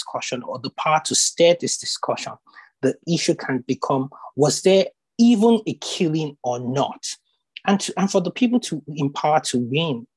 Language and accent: English; Nigeria; we're African, we're Nigerian, we tend to have large families.